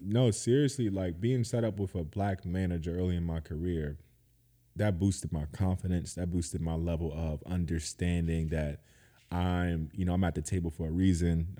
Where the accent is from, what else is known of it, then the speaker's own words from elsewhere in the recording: Georgetown, South Carolina, United States; moved away as an adult; now in Seattle, United States; I'm from Georgetown, South Carolina as well